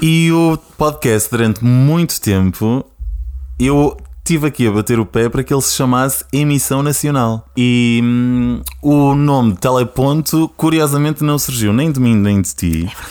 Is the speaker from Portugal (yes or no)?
yes; Porto District, Norte, Portugal; moved away as an adult; now in Lisbon, Portugal; sou do Distrito do Porto, estou em Lisboa há quase 5 anos